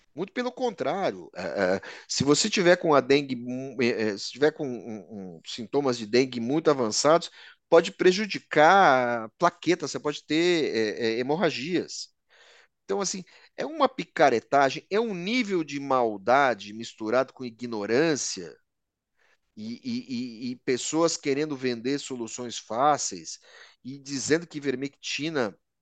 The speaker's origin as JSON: {"language": "Portuguese", "country": "Brazil", "said": "nós brasileiros somos uma mistura de progresso e fracasso"}